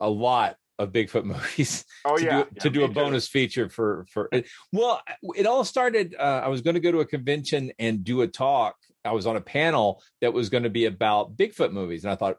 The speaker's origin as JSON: {"language": "English", "region": "Georgia", "country": "United States", "said": "Yeah, well, I'm from Georgia."}